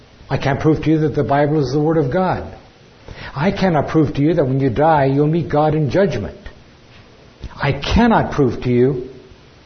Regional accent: California, United States; I'm from California.

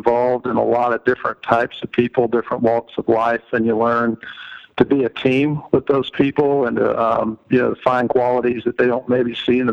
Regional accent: Georgia, United States; moved away; I am originally from Georgia, went to the University of Georgia

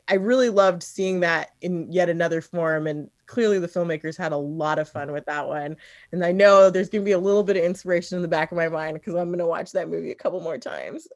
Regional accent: the Northwest, Pacific Northwest, United States; also born or lived in New York / San Francisco / Seattle / Portland; we moved here when I was about five. So I've been here most of my life

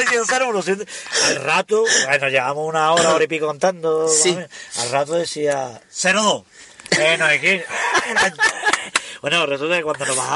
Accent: Basque Country, Spain; Aunque yo soy vasco, vasco.

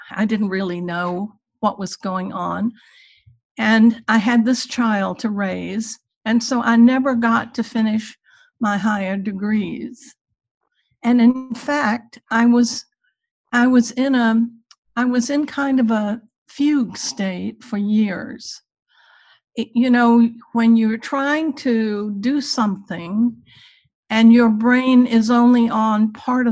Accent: Virginia, United States; I grew up in Virginia in the Jim Crow era

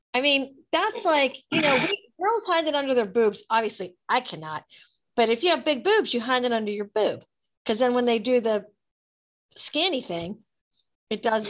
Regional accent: Pittsburgh, Pennsylvania, United States; now in Atlanta, United States; growing up in Pittsburgh

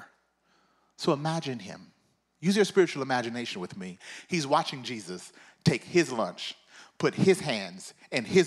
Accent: Mississippi, United States; I'm from the South. I'm from Mississippi

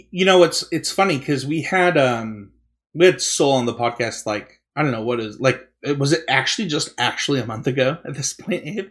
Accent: Utah, United States; I'm from Utah, and we say mountain, and we say Britain

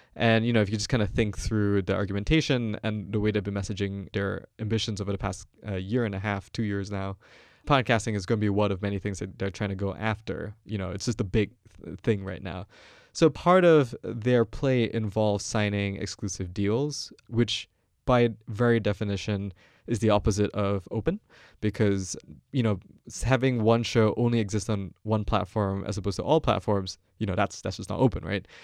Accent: Malaysia; moved away as an adult; now in United States; I'm not American, I come from Malaysia.

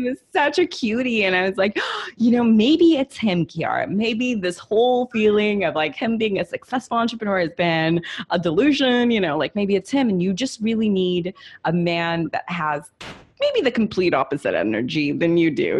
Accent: Los Angeles, California, United States; also born or lived in Italy; I'm Italian. I'm an immigrant. I grew up in Hollywood

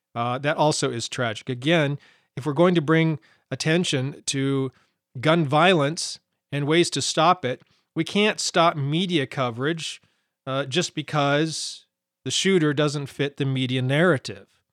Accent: Montana, United States; I grew up in Montana

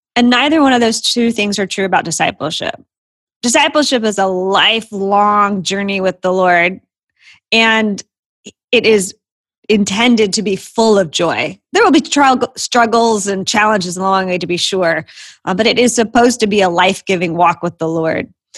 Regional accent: Florida, United States; moved away as an adult; also born or lived in Virginia / New Jersey / Southern California; now in Atlanta, United States; I grew up in Florida.

